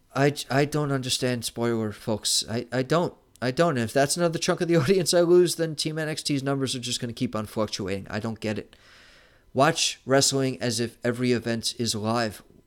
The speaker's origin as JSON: {"language": "English", "town": "New York City", "region": "New York", "country": "United States", "said": "I'm from New York City"}